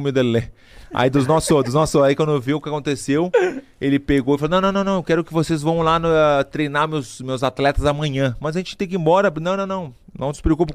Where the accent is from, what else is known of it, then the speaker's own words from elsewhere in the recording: Brazil; sou brasileiro